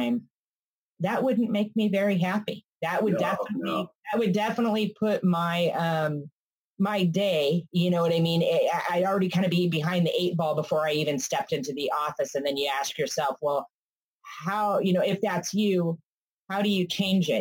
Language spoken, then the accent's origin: English; California, United States; I'm from California